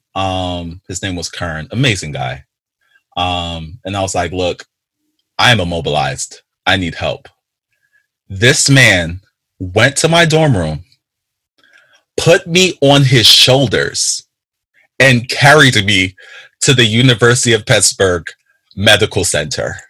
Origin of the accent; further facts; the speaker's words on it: Jamaica; I am a Jamaican